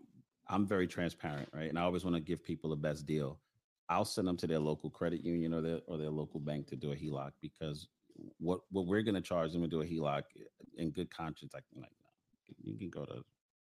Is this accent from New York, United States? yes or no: yes; New York City, New York, United States; I grew up in Bedstuy, Lafayette Avenue